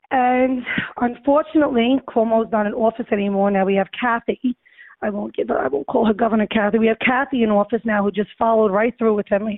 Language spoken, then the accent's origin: English; New York City, New York, United States; I was born and raised in Throgs Neck. I have a business in Throgs Neck, raised my kids in Throgs Neck